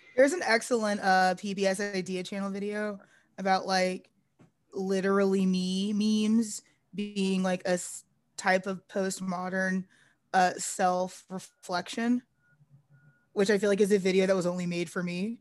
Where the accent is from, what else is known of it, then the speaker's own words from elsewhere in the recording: North Texas, United States; I'm from North Texas